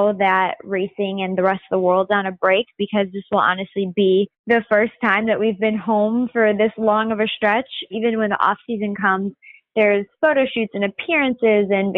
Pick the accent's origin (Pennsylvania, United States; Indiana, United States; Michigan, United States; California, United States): Indiana, United States; Northwest; moved away as an adult; I grew up in Northwest Indiana. It's about 25 minutes outside of Chicago